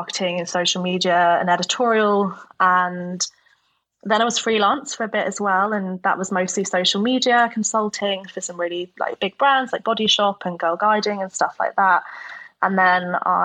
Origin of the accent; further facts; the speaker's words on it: Norfolk, East of England, United Kingdom; moved away as an adult; also born or lived in Homerton, London / Newcastle; now in London, United Kingdom; But I grew up in Norfolk predominantly and had my own childhood there.